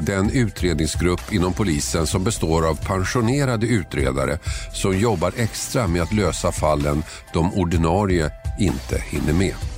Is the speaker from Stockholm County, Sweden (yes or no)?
yes; Tumba, Stockholm County, Sweden; Jag är uppvuxen i Tumba, sydost om Stockholm